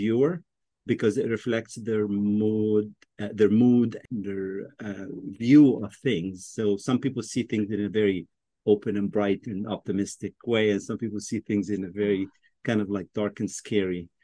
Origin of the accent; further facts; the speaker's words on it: Egypt; moved away as an adult; also born or lived in Washington, D.C.; now in United States; I was born in Washington, D.C., but I grew up in Egypt.